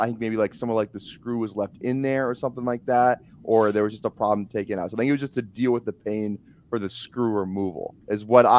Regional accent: Minnesota, United States; I'm from Minnesota. Like, I watched him beat Penn State, and it was a huge game.

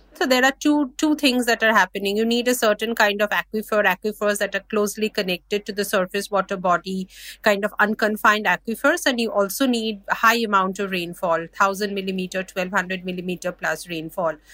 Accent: India; I'm from India

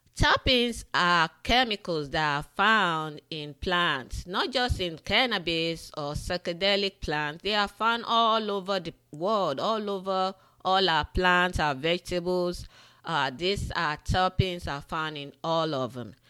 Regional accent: Nigeria; moved away; Growing up in the western part of Africa, in Nigeria, I grew up in Nigeria

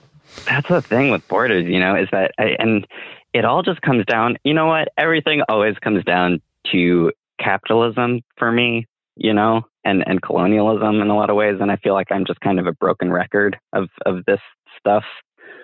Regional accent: United States; I have Mexican ancestral heritage, right? But I grew up in the US

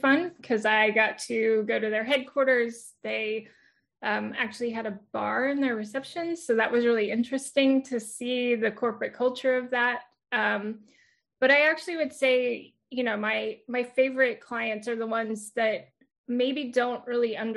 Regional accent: Houston, Texas, United States; I was born and raised in Houston, well, outside of Houston, the Houston area

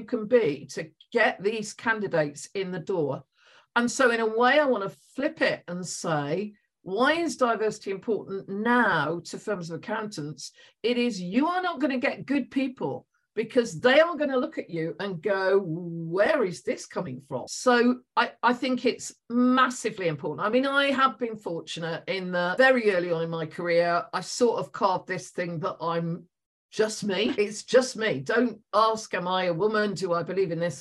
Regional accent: West Country, South West England, United Kingdom; accent: West Country; moved away as an adult; also born or lived in London; some of you will be able to tell from my accent, I am from the West Country

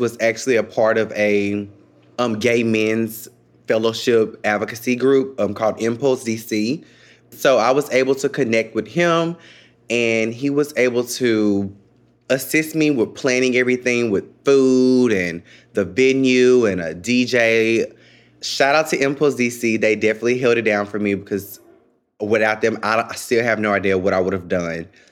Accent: Memphis, Tennessee, United States; moved away as an adult; now in Washington, D.C., United States; I'm from Memphis, Tennessee

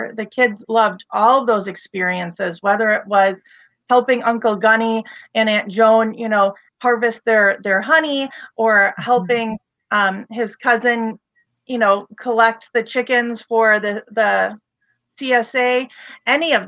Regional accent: Waukegan, Illinois, United States; also born or lived in Wadsworth; I'm originally from Wadsworth and Waukegan. That's where I spent my elementary school and high school years and post-high school.

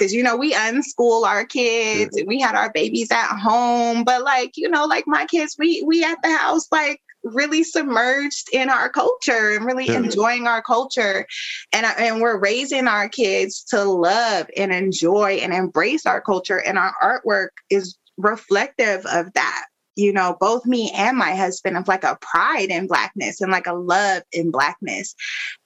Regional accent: Denver, Colorado, United States; now in Washington, DC, United States; growing up in Denver

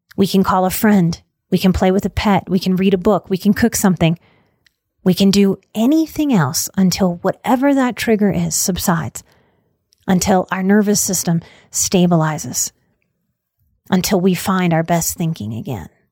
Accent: New Orleans, Louisiana, United States; born or raised there

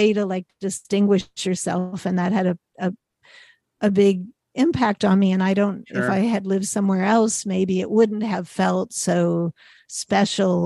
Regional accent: Pittsburgh, Pennsylvania, United States; my hometown

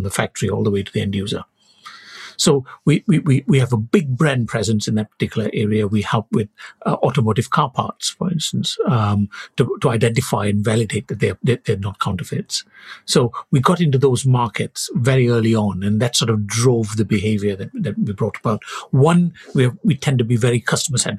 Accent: Malaysia; moved away as an adult; I was born in Malaysia. I came here to do my studies and stayed on after my PhD.

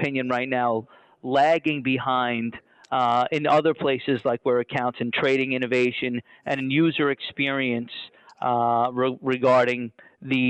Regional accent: New York City, New York, United States; I'm from New York, I'm from Brooklyn

